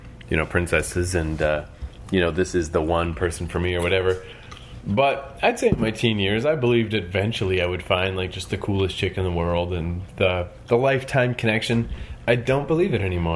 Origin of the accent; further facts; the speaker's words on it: the Maritimes, Canada; I'm from the Maritimes